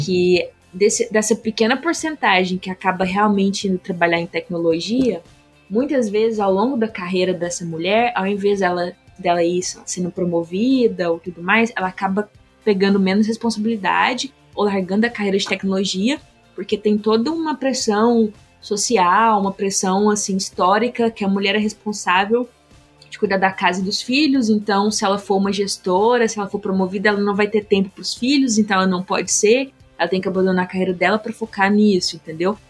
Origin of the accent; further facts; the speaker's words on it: interior of Minas Gerais, Brazil; moved away as an adult; also born or lived in San Francisco; eu sou do interior de Minas Gerais, uma cidade super pequena